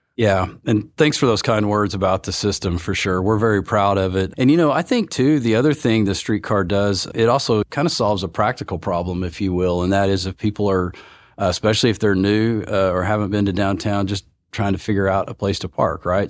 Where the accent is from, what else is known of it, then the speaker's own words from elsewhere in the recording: Oklahoma, United States; now in Oklahoma City, United States; I'm born and raised in Oklahoma